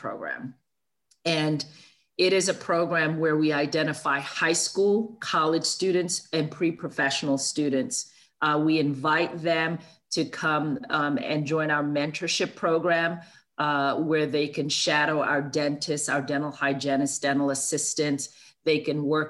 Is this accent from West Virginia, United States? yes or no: no; New York City, New York, United States; I grew up in Brooklyn, New York, with a single parent mom